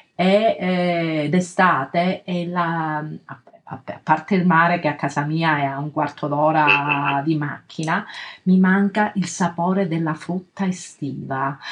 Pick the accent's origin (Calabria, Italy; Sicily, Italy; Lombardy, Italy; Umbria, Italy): Calabria, Italy; nel mio paese una volta c'era questa festa che chiama, si chiama, c'è ancora Santa Liberata, ma all'epoca veramente venivano fedeli da tantissime parti della, della, Calabria